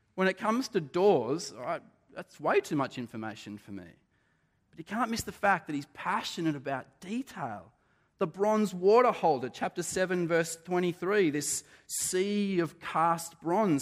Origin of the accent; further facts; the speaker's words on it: Australia; being Australian